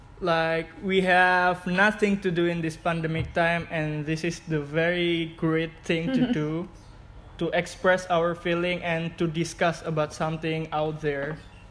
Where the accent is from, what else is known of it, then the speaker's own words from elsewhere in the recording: Indonesia; English is a second language; we're Indonesian